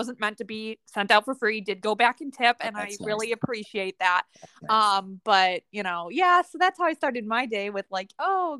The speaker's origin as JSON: {"language": "English", "region": "Midwest", "country": "United States", "tie": "born or raised there", "moved": "yes", "said": "I grew up in the Midwest"}